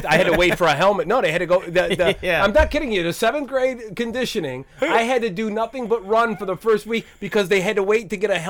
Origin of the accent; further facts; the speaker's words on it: Cleveland, Ohio, United States; I grew up in the Cleveland area.